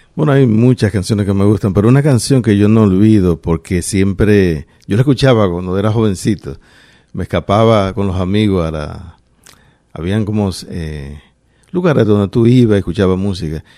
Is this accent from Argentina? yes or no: no; Santo Domingo, Dominican Republic; moved away as an adult; also born or lived in Paterson, New Jersey; now in Rhode Island, United States; Yo venía de Santo Domingo